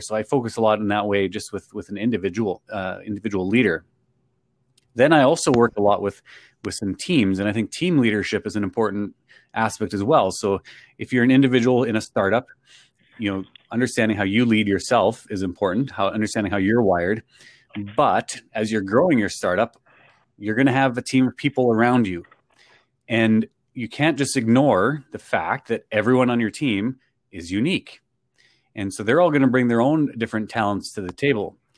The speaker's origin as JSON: {"language": "English", "country": "Canada", "said": "I'm from Canada"}